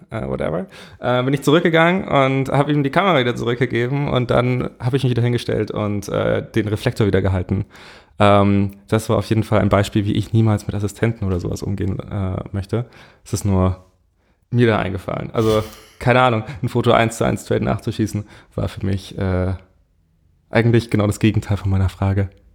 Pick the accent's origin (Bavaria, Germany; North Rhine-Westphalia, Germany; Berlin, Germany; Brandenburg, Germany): Bavaria, Germany; Munich; ich komme eigentlich aus München